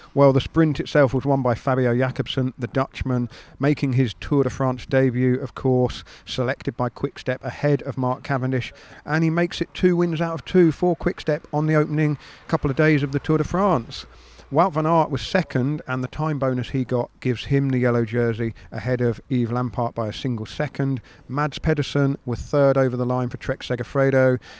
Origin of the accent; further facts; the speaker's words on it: United Kingdom; as a Brit